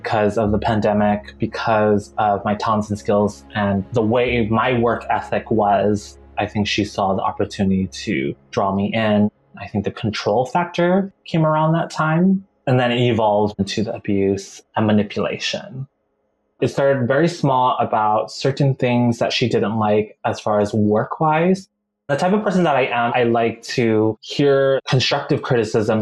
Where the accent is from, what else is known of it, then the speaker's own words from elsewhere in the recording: Maui, Hawaii, United States; moved away as an adult; also born or lived in Salt Lake City, Utah; I was born and raised in Hawaii, Maui specifically.